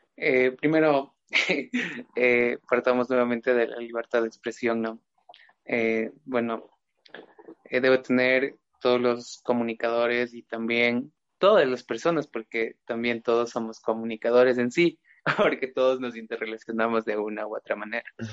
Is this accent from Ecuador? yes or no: yes; Ecuador; now in Riobamba, Ecuador; todos somos parte del Estado ecuatoriano